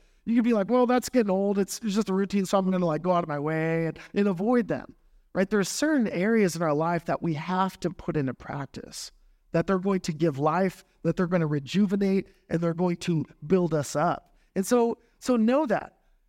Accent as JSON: {"language": "English", "region": "Texas", "country": "United States", "tie": "born or raised there", "said": "You know, I grew up in South Texas, 90, probably 100%, 90% Catholic and Roman Catholic."}